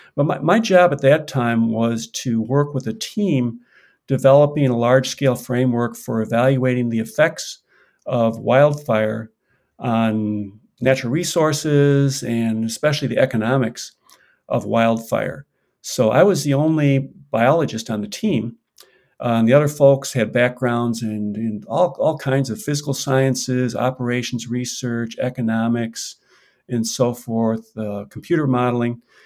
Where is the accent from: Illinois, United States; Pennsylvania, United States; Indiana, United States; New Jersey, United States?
Illinois, United States; Chicago; also born or lived in Southern California; now in Washington, United States; I grew up on the south side of Chicago